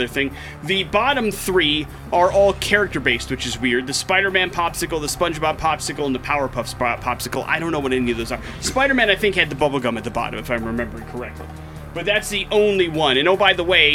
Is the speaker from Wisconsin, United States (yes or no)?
yes; Wisconsin, United States; I grew up in Wisconsin, and that's a rite of passage is Culver's at every corner there.